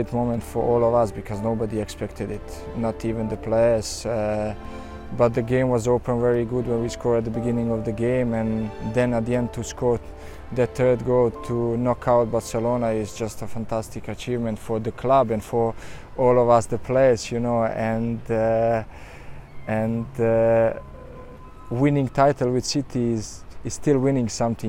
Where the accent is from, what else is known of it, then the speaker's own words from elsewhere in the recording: Sarajevo, Bosnia & Herzegovina; also born or lived in United Kingdom; now in Rome, Italy; closer to Bosnia, to my hometown Sarajevo